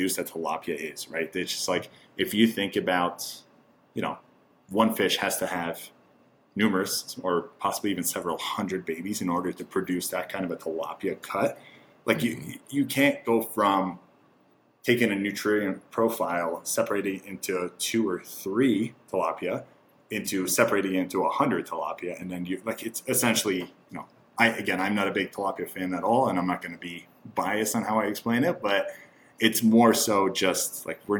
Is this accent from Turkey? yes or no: yes; Turkey; moved away; growing up in Turkey, there's a lot of organ meat consumption in Turkey